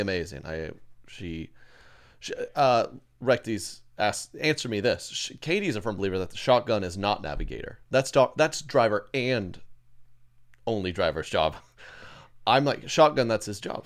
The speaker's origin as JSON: {"language": "English", "town": "Edmond", "region": "Oklahoma", "country": "United States", "tie": "born or raised there", "moved": "yes", "lives_now": "Kansas City, United States", "said": "I grew up in Edmond, Oklahoma"}